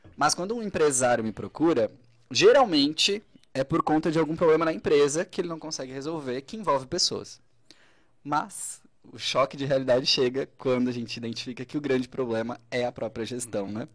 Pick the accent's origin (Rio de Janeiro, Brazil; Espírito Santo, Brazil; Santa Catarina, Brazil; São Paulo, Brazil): Santa Catarina, Brazil; Braço do Norte; sou de Braço do Norte mesmo